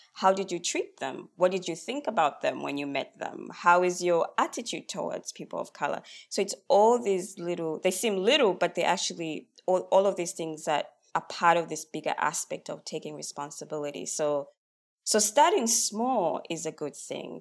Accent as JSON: {"language": "English", "country": "Zambia", "moved": "yes", "lives_now": "Australia", "said": "I'm Australian now, but I'm from Zambia originally, and I come from a very collective culture"}